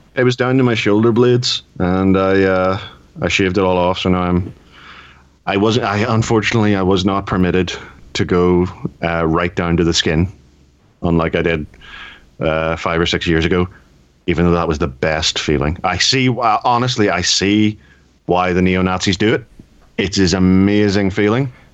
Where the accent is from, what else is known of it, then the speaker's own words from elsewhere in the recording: United Kingdom; I am British